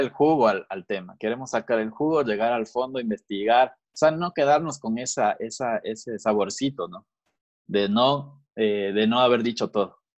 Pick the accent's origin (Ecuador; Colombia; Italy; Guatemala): Ecuador; Quito, Pichincha; yo igual nací en Quito, eh, ecuatoriano, full ecuatoriano